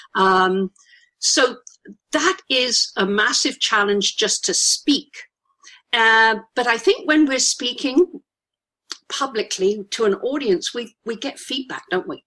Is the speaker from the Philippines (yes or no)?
no; United Kingdom; accent: poncy old Brit, toffee nosed; I'm a Brit. Listen to my accent. I think I'm a poncy old Brit